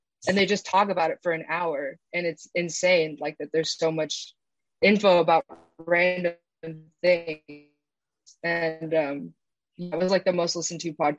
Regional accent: East Bay, California, United States; I'm from the Bay. I'm from like the East Bay. So not the fun part

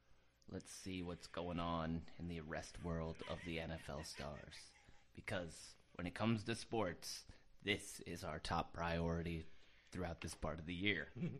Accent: Rhinebeck, New York, United States; me growing up in Rhinebeck

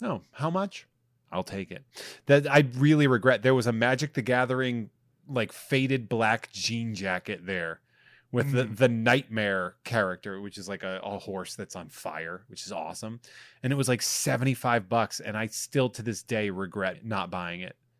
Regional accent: Massachusetts, United States; moved away; i'm going to my hometown to be with my family

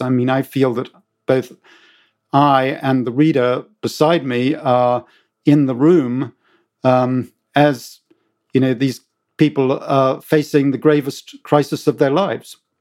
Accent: United Kingdom; accent: British; moved away; as you can tell from my accent, I'm British

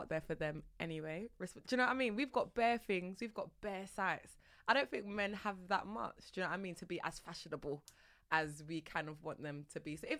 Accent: London, United Kingdom; I'm from South.

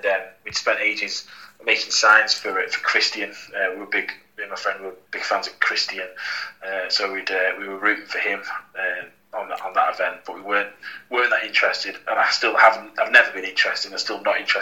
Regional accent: Blackpool, North West England, United Kingdom; I'm from Blackpool

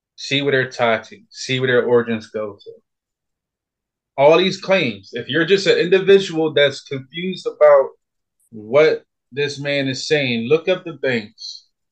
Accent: Philadelphia, Pennsylvania, United States; I was born and raised in North Philadelphia, in the hood.

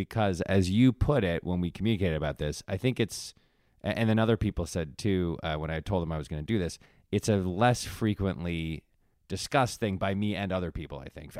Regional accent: East Coast, United States; So on the East Coast, I'm from the East Coast.

